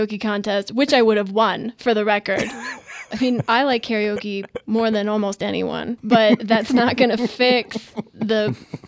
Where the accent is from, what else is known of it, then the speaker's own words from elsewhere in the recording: Midwest, United States; I'm from the Midwest, you know, I'm hardy work stock.